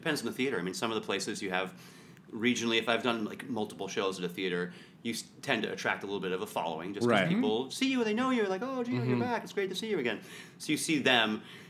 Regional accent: Canada; I have a story about, I'm from Canada.

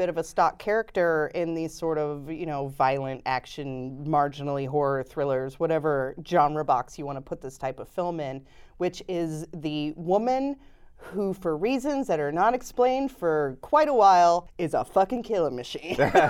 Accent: Cincinnati, Ohio, United States; Cincinnati, Ohio.

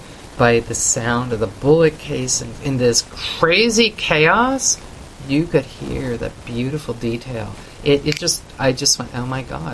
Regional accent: Canada; I come from Canada, you know, away from kind of the scenes.

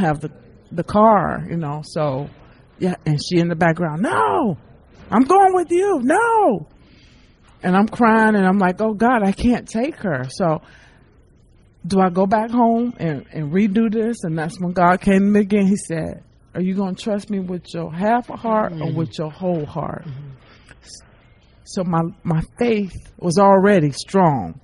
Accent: Biloxi, Mississippi, United States; my hometown of Biloxi, Mississippi.

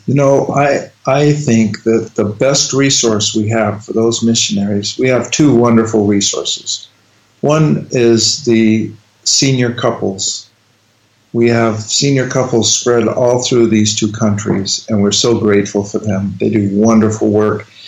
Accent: Salt Lake City, Utah, United States; moved away as an adult; now in Netherlands; I grew up in Salt Lake City, Utah

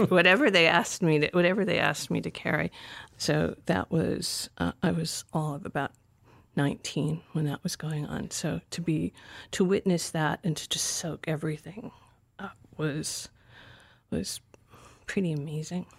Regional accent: Providence, Rhode Island, United States; moved away as an adult; also born or lived in Aurora, Colorado / New York / Los Angeles; I grew up in Providence, Rhode Island

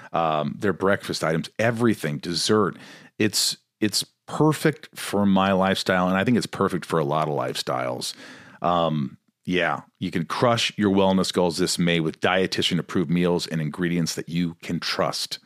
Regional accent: Indiana, United States; moved away as an adult; also born or lived in Kentucky / New York; I grew up in Indiana

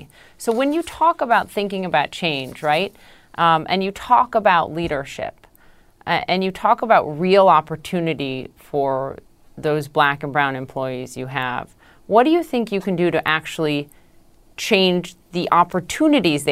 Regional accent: Minneapolis, Minnesota, United States; my hometown, is Minneapolis

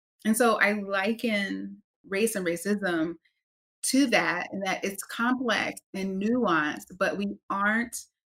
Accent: North Carolina, United States; So I am originally from North Carolina, grew up in the South, which is quite meaningful to the work that I do.

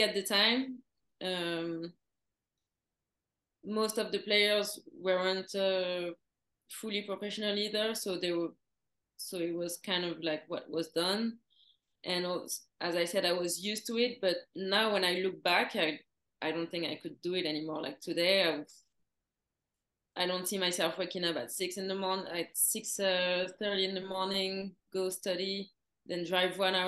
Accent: Paris, Île-de-France, France; moved away as an adult; also born or lived in Florida, United States; I grew up in Paris

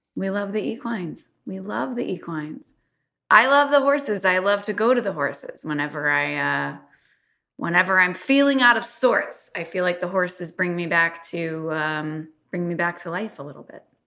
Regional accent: Louisville, Kentucky, United States; I'm from Kentucky

